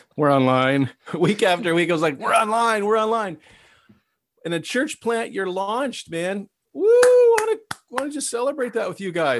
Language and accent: English; Ottawa, Ontario, Canada; I, I grew up in Ottawa